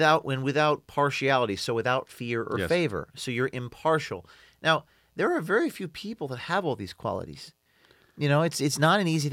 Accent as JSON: {"language": "English", "region": "New York/New Jersey area", "country": "United States", "said": "I'm from the New York, New Jersey area, which most people don't like. I'm from there."}